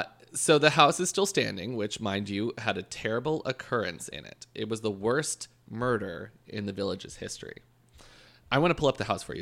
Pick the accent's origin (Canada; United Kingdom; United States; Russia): Canada; I'm Canadian.